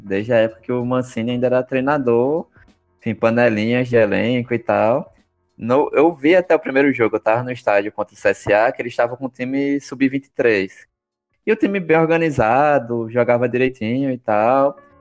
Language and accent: Portuguese; Northeast Brazil, Brazil; accent: nordestino; also born or lived in Sergipe; o nosso sotaque, né? O sotaque nordestino